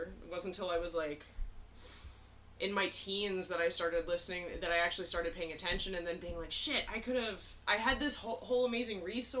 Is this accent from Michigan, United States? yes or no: no; Chicago, Illinois, United States; also born or lived in Washington, D.C. / former Soviet Union / South America; I grew up as a diplomat brat, so while I'm nominally from Chicago, I was born in D.C. while my parents were stationed there, and then grew up all over the former Soviet Union, South America.